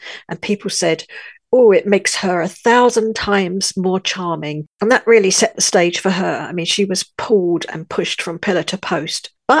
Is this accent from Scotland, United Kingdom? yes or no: no; London, United Kingdom; moved away as an adult; also born or lived in north of France; now in France; I'm your host, and though I'm British, born in London, I've lived in the north of France for many years, and I feel French in my heart.